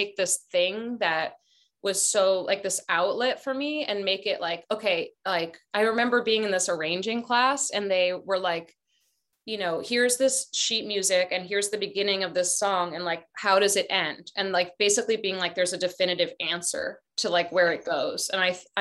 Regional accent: Boston, Massachusetts, United States; also born or lived in Barcelona, Spain; now in Oakland, United States; I'm from Boston, but like culturally from Spain, but we lived in Boston

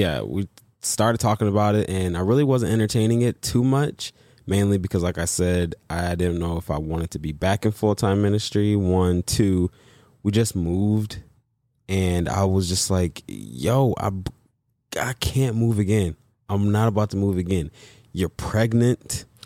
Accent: Michigan, United States; moved away; also born or lived in Los Angeles / Texas; the job was in Michigan, my hometown

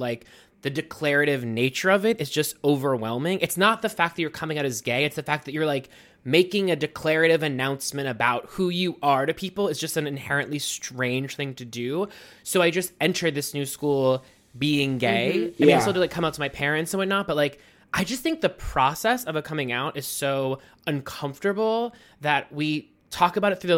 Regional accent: Mount Lebanon, Pennsylvania, United States; moved away as an adult; now in New York, United States; I grew up in Pittsburgh, Pennsylvania, in a suburb about 8 miles south of Pittsburgh called Mount Lebanon

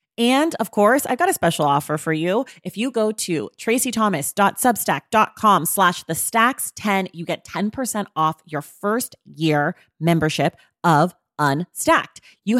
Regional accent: California, United States; now in Los Angeles, United States; I'm not from here. I'm from Northern California, but we've been here 8 years and I like it.

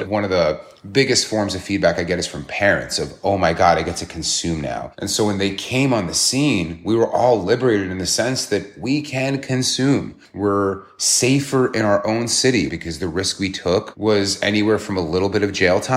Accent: New York City, New York, United States; as a New Yorker

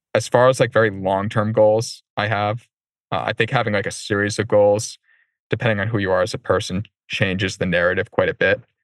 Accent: Warwick, Rhode Island, United States; I grew up in Warwick neck near Rocky Point

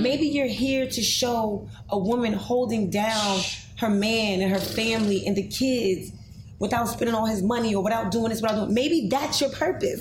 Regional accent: New York City, New York, United States; I came from addicted parents. I lived in the projects. Um, I came from Grant Projects on 125th Street

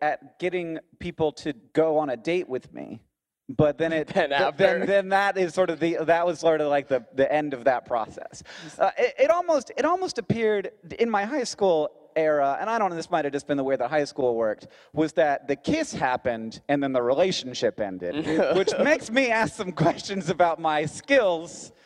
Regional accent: Orlando, Florida, United States; accent: American; moved away; I grew up in Orlando

